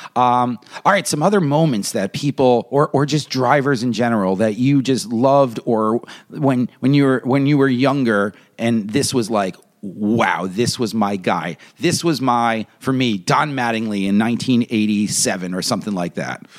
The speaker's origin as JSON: {"language": "English", "region": "New York", "country": "United States", "said": "I'm a New Yorker"}